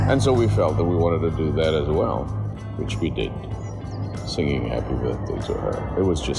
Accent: Portugal; we came from Portugal.

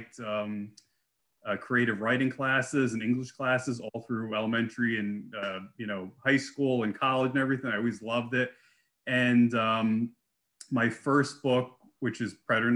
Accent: New Jersey, United States; I grew up in New Jersey

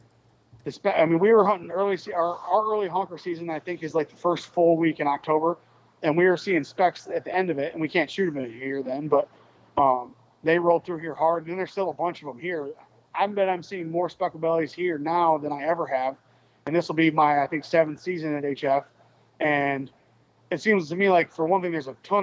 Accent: upstate New York, United States; moved away; I grew up in upstate New York

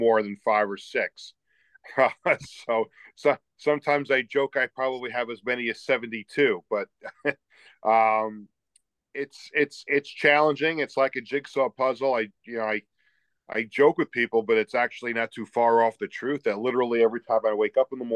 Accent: Long Island, New York, United States; also born or lived in Buffalo; growing up on Long Island

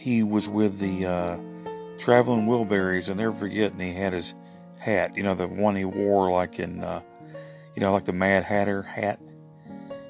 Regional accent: Alabama, United States; I'm from Alabama

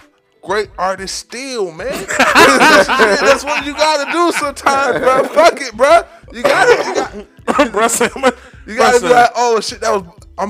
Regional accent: New York, United States; I'm from New York now.

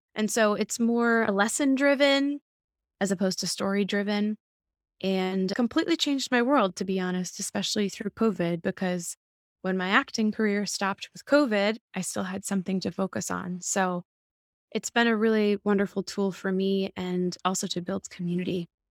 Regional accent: Massachusetts, United States; now in New York City, United States; I am a New York City living actor and voiceover artist. I'm originally from Massachusetts.

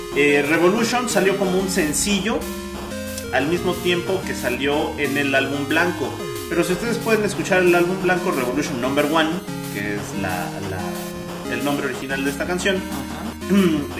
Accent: Mexico; Somos bien mexicanotes

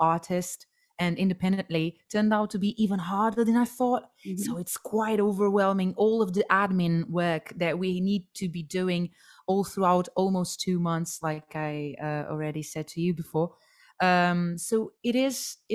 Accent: Portugal; moved away; as I was growing up in Portugal

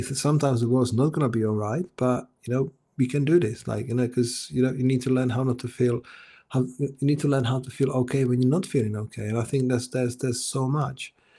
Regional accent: Czechia; English is a second language; moved away as an adult; now in England, United Kingdom; I was born in Czech Republic

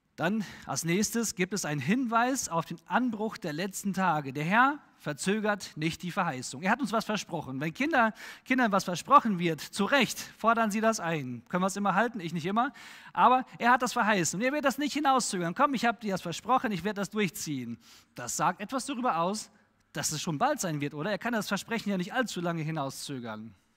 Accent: Germany; als Deutscher

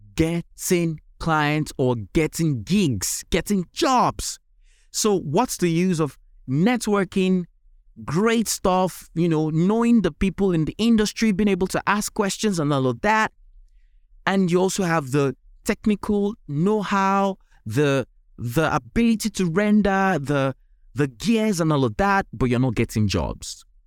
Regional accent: Nigeria; accent: Nigerian; my accent is originally typically Nigerian, or even say African.

